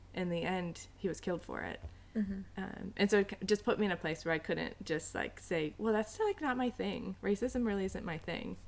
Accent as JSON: {"language": "English", "region": "Illinois", "country": "United States", "tie": "born or raised there", "also_born_or_lived": "New York City", "said": "Live in Urbana. I grew up in Illinois, went to U of I, moved to New York City for a year, and have been here for the past 10 years"}